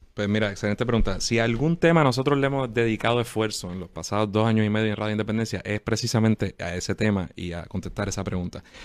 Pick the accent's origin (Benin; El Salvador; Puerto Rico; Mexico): Puerto Rico